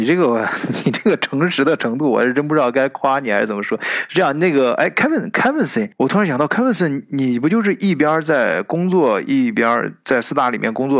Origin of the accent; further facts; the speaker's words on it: China; 我们中国人